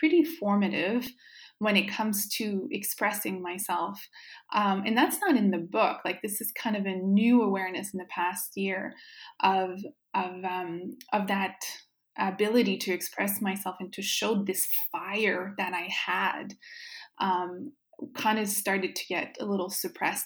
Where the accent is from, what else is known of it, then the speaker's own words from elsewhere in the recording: Baie-Comeau, Quebec, Canada; first language French; English is a second language; moved away as an adult; also born or lived in New Brunswick / Montreal; I was born in Baie-Comeau, Quebec. So I'm Francophone, was raised in French.